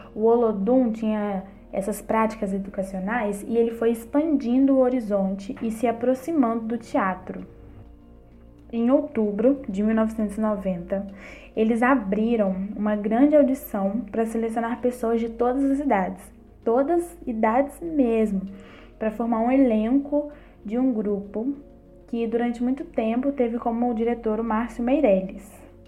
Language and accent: Portuguese; Bertioga, near Barbacena, Minas Gerais, Brazil; moved away as an adult; also born or lived in São João del Rei / Salvador, Bahia; now in São João del-Rei, Brazil; Nasci em Bertioga, uma roça linda aqui pertinho de Barbacena. Foi lá que me criei